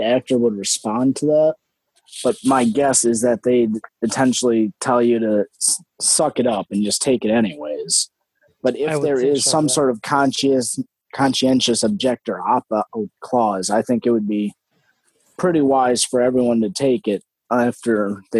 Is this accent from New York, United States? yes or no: no; Wisconsin, United States; first language English; here in my home state of Wisconsin in the U.S.